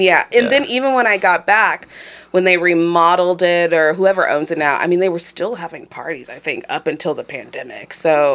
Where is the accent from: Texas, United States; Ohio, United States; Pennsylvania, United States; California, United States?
Ohio, United States; Cleveland; I'm from Cleveland. I grew up in Ohio City.